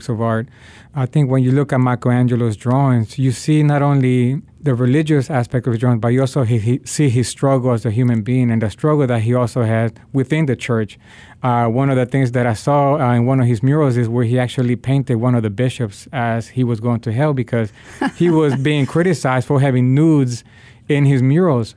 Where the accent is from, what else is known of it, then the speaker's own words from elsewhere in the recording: Nicaragua; now in Washington, D.C., United States; My family is from Nicaragua. My dad is from Honduras. And I was born in Nicaragua during the 80s, and we had the conflict, the civil war that was going on. And that's one of the reasons that my family decided to migrate to the United States.